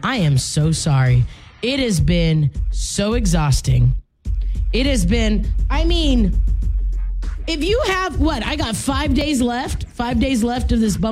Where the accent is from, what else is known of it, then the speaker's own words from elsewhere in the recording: Louisiana, United States; I'm from Louisiana